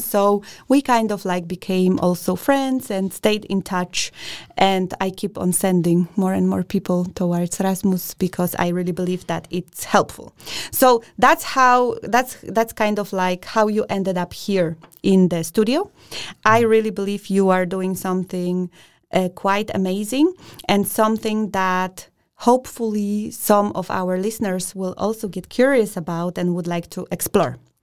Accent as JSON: {"language": "English", "country": "Poland", "moved": "yes", "lives_now": "Denmark", "said": "I'm from Poland"}